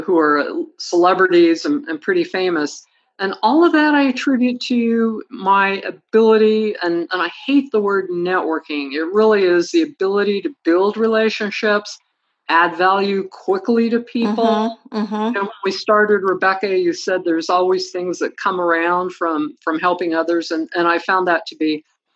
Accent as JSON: {"language": "English", "town": "Franklin", "region": "Idaho", "country": "United States", "tie": "born or raised there", "said": "I grew up in Franklin, Idaho"}